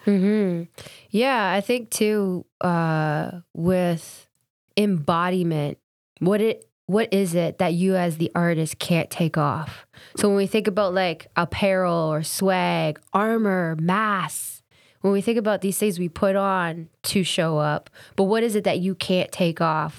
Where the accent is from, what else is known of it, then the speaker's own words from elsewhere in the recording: Kingston, Ontario, Canada; growing up in Kingston, there wasn't a lot of other black or brown families